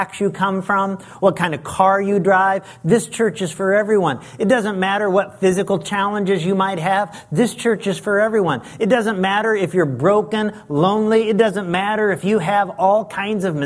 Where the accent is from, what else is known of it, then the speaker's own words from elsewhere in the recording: Lincoln, Illinois, United States; moved away as an adult; also born or lived in Las Vegas, Nevada; my hometown of Lincoln, Illinois